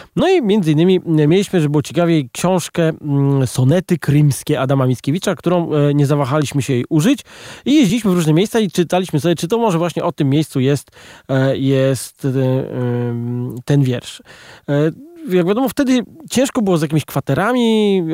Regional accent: Poland; jesteśmy z Polski

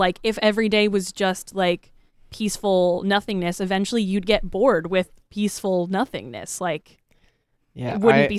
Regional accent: Florida, United States; That really fucking hit home really hard for me because I was raised Baptist in Florida.

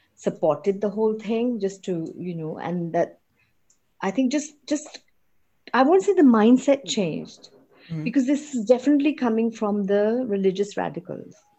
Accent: Pakistan; also born or lived in United Kingdom; I'm a Pakistani, I'm a Muslim

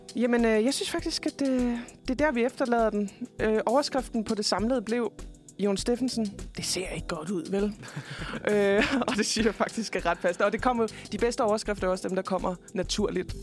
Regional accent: Denmark; som dansker

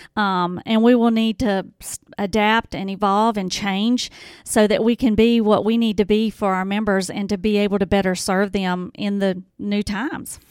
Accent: Horn Lake, Mississippi, United States; also born or lived in Hernando, Mississippi; I was born and raised in Horn Lake

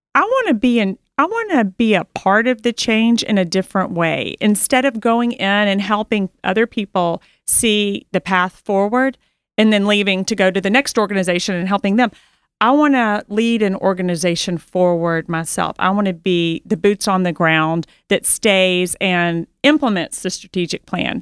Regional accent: Memphis, Tennessee, United States; I was born and raised in Memphis

